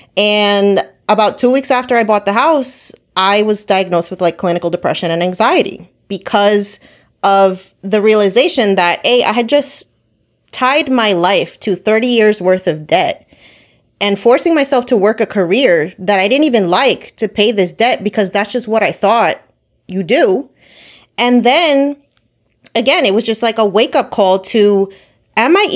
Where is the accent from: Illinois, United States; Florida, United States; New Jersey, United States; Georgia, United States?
New Jersey, United States; I'm from Jersey. I have an accent.